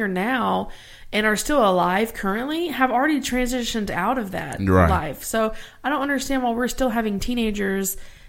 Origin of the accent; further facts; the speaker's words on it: Louisiana, United States; And I am from Louisiana, born and raised.